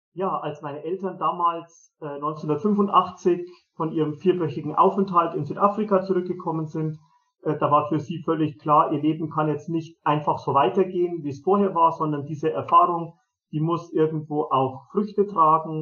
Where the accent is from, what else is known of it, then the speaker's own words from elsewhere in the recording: Germany; also born or lived in Zimbabwe; hier bei uns in Europa, in Deutschland, ähm, hier in Mariafeen